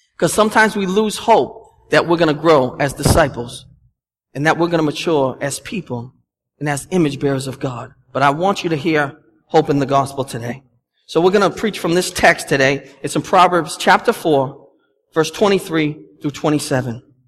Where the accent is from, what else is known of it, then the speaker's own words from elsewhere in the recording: Boston, Massachusetts, United States; accent: Boston; my Boston accent